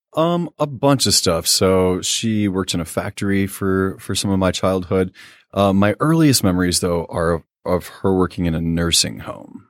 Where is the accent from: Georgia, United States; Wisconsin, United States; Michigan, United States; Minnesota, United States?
Michigan, United States; Quincy; also born or lived in Warren, Michigan / Roseville, Michigan; We moved to Quincy, Michigan, which is a small town that's pretty close to Indiana